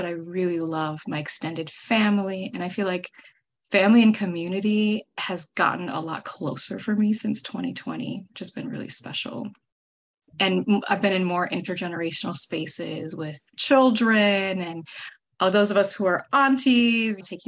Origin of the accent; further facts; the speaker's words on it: Minnesota, United States; moved away as an adult; also born or lived in New York; I'm originally from Minnesota